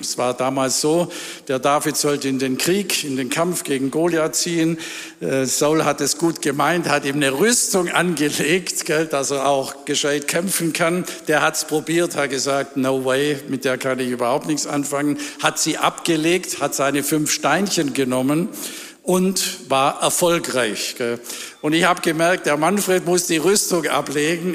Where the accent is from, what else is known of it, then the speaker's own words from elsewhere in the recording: Ravensburg, Baden-Württemberg, Germany; in Ravensburg, wo ich herkomme.